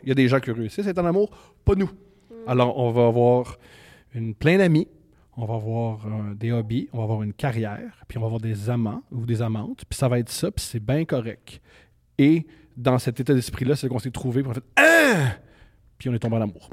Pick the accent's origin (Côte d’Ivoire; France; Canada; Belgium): Canada; Montreal, Quebec; je suis né à Montréal en 1988.